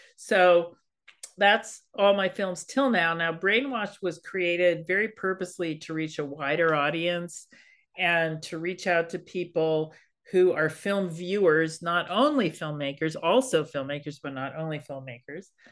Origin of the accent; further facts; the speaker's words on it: Berkeley, California, United States; I'm a hippie kid. I grew up in Berkeley.